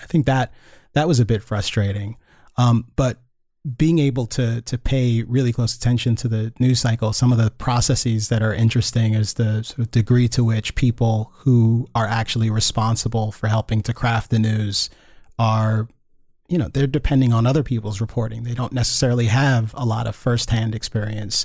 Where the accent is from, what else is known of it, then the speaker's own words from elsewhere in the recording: Northern Virginia, United States; moved away; also born or lived in Gaithersburg, Maryland; being a kid growing up in Northern Virginia